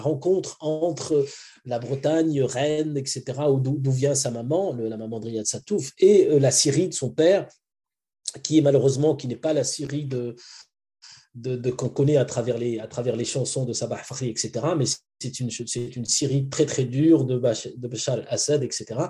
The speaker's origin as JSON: {"language": "French", "country": "Morocco", "tie": "born or raised there", "also_born_or_lived": "France / United States / Switzerland", "moved": "yes", "said": "Mon enfance était au Maroc"}